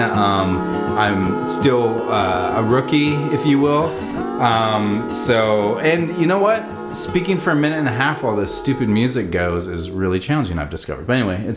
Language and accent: English; Port Townsend, Washington, United States; We all grew up in Port Townsend